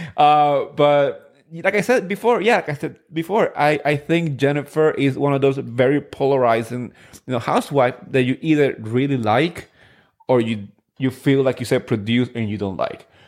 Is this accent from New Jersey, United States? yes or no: yes; New Jersey, United States; I grew up in Jersey. I grew up in Richwood, the town where they actually filmed the first season.